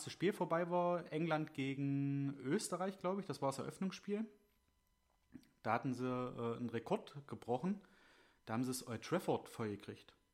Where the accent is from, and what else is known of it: Germany